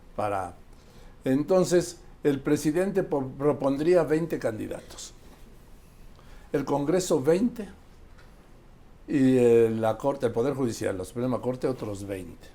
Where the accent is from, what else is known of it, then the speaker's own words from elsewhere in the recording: Mexico; also born or lived in Madrid, Spain; yo soy mexicano